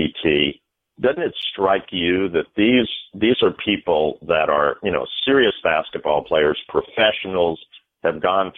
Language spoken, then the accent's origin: English; New York Metro, United States; since I was a little kid growing up in the New York Metro